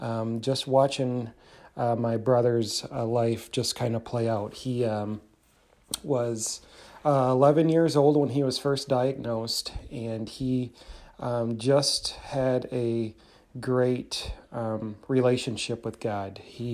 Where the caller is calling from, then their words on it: Michigan, United States; I am calling from Michigan